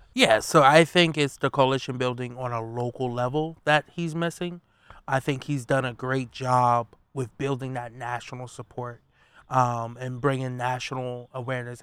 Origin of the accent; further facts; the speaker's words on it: Wilmington, Delaware, United States; I'm a kid from North Side of Wilmington, which, you know, growing up, it was known as Murder Town U S